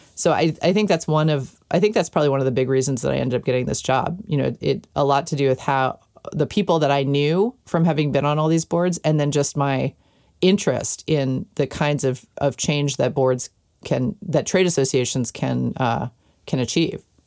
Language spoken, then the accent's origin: English; New York City, New York, United States; I grew up in New York City, in Manhattan, in an apartment in Manhattan.